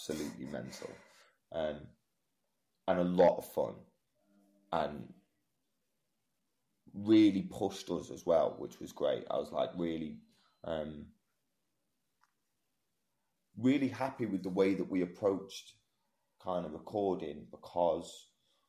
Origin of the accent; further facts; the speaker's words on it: Manchester, North West England, United Kingdom; I'm from Manchester